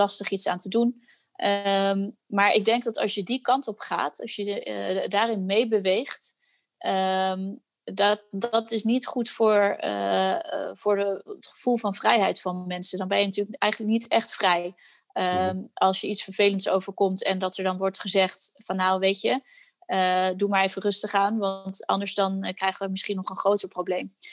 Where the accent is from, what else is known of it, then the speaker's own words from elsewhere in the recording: Netherlands; wij eh, als Nederlanders